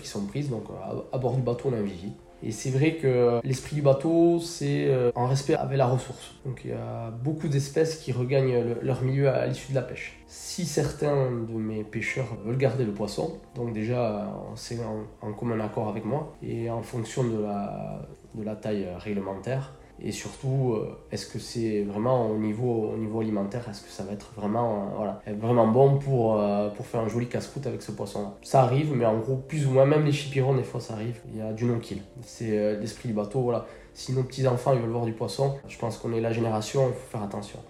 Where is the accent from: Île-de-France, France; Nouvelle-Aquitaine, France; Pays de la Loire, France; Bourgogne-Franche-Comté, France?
Nouvelle-Aquitaine, France; Bidart; natif de Bidart. J'ai grandi à Bidart, euh, j'ai passé toute ma jeunesse à Bidart